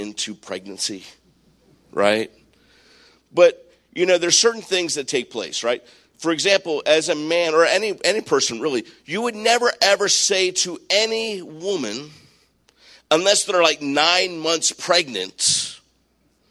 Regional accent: Maryland, United States; I grew up in Maryland

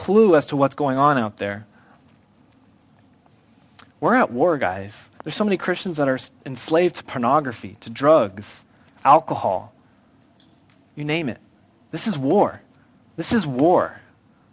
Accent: United States; I love being an American.

